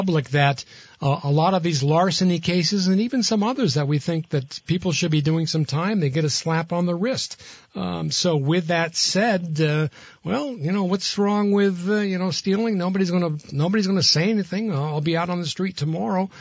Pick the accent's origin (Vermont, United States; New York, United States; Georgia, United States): Vermont, United States; Burlington; I grew up in Burlington